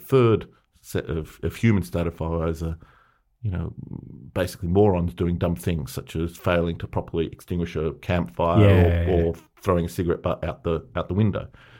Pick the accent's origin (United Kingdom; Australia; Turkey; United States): Australia; Melbourne, Victoria; the story, the myth that we heard growing up in Melbourne was that they were so hot.